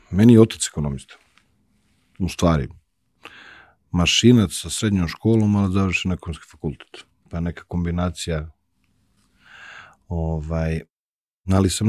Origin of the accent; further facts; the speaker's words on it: Zlakusa, Zlatibor District, Serbia; Odrastao sam pored jedne velike fabrike i znaš, i moj deda i moj otac i celo selo iz kojeg sam svi su radili u jednoj istoj fabrici, u jednoj velikoj veljonici i cela priča u ono, okruženju je fabrika. Mi smo putovali, pošto je meni majka, mi smo iz Zlakuse, iz Užica, majka iz Vojvodine